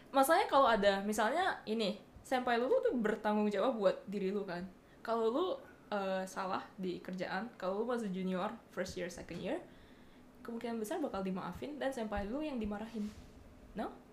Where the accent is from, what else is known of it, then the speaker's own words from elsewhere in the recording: Bali, Indonesia; now in Japan; gue dari Bali